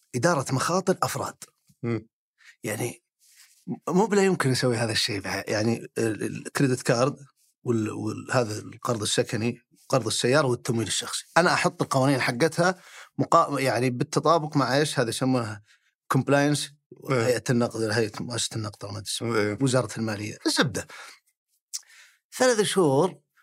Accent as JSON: {"language": "Arabic", "town": "Al-Kharj", "region": "Riyadh Province", "country": "Saudi Arabia", "tie": "born or raised there", "also_born_or_lived": "Jeddah", "said": "يوم صرت ثالث ابتدائي نقلنا الخرج"}